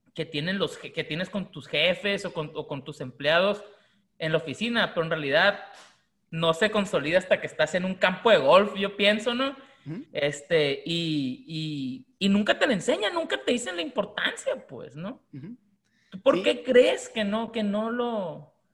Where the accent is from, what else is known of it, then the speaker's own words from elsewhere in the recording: Mexico; los mexicanos cuando venimos de Estados Unidos de compra